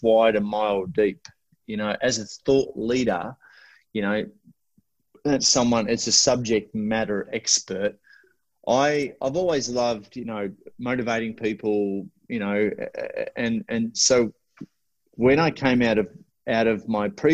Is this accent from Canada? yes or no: no; Australia; I'm Australian.